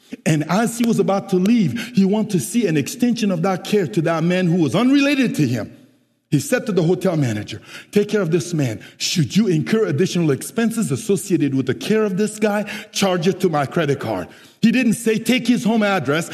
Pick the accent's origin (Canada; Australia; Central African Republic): Central African Republic; English is a second language; now in San Jose, United States; I am originally from the Central African Republic